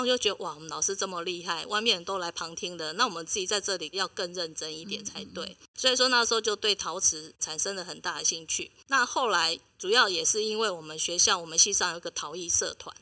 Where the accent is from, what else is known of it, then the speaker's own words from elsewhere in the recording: Taiwan; 因为立陶宛他们个性跟我们台湾人很像